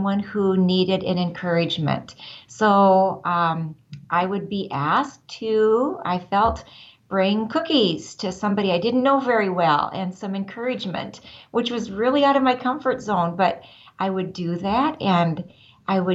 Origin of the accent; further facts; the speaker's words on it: Northwest Iowa, United States; I grew up in Northwest Iowa